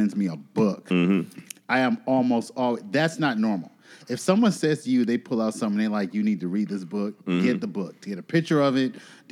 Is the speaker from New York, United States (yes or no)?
yes; New York City, New York, United States; moved away as an adult; also born or lived in New Jersey; now in South Carolina, United States; Brooklyn born and raised